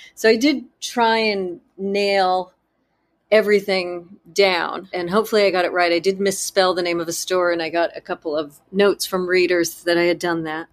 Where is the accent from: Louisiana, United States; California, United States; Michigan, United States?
California, United States; Southern; I grew up in Southern California, and that house, the Cone House, was essentially my house that I grew up